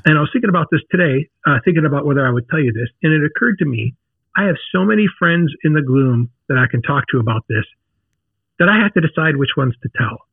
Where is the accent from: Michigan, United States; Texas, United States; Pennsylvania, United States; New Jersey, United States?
Michigan, United States; Detroit; now in St. Louis, United States; I grew up in the Detroit area